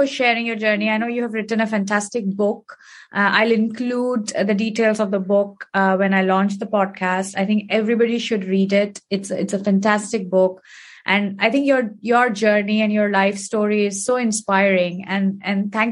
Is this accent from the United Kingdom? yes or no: no; India; growing up in India, we have heard about this in terms of our scriptures and our ancestors